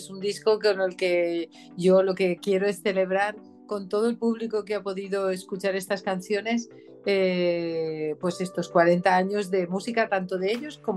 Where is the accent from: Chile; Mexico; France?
France; Paris, Île-de-France; born there; Bueno, yo nací en París, de ahí que tenga pues una cierta ah, cercanía a la música francesa